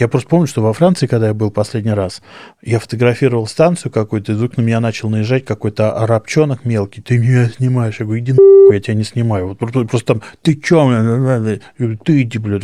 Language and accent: Russian; Moscow, Russia; я вырос в Москве, в центре города